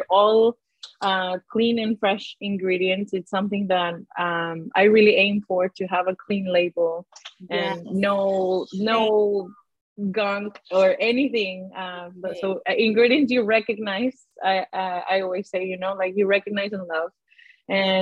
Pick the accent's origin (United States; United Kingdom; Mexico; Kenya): Mexico; Guadalajara, Jalisco; moved away; So I grew up in Mexico, in Guadalajara.